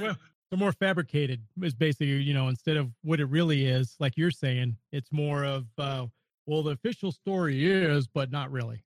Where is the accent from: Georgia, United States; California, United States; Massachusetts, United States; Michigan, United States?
California, United States; Northern; I grew up in Northern California.